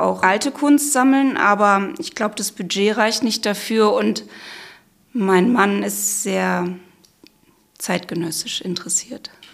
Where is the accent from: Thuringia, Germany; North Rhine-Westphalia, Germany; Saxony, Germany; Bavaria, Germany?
North Rhine-Westphalia, Germany; Krefeld; Wir sind ja in Krefeld aufgewachsen